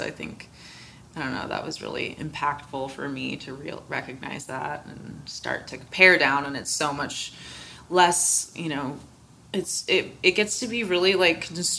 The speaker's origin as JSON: {"language": "English", "country": "United States", "said": "just being an American."}